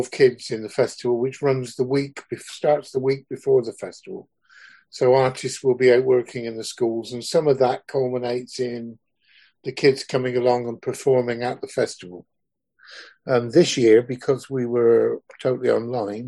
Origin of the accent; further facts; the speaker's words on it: Swindon, South West England, United Kingdom; I grew up in Wiltshire. I grew up in Stratton, just outside Swindon